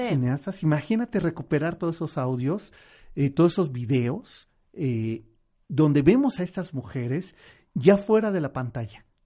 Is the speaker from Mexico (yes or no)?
yes; Mexico